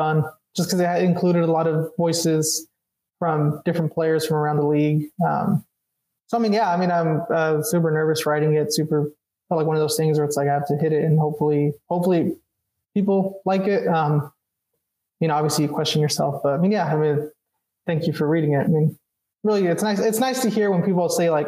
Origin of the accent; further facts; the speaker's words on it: Anaheim, California, United States; moved away as an adult; now in St. Louis, United States; growing up in Anaheim